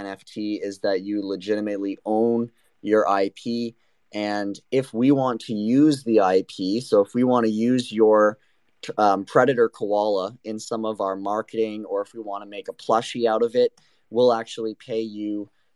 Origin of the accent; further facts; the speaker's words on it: Canada; I am born and raised in Canada